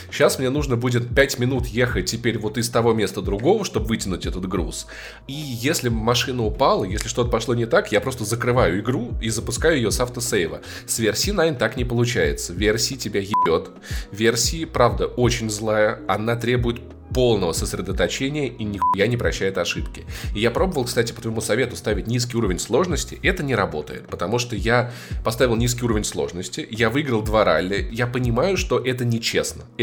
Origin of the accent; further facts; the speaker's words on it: Russia; мы из э, холодной заснеженной России